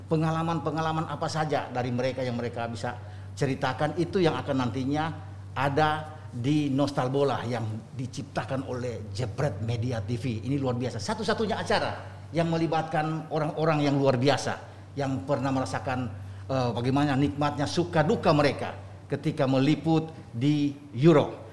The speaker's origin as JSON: {"language": "Indonesian", "town": "Bandung", "region": "West Java", "country": "Indonesia", "lives_now": "Jakarta, Indonesia", "said": "Saya dari Bandung pindah ke Jakarta. Jakarta."}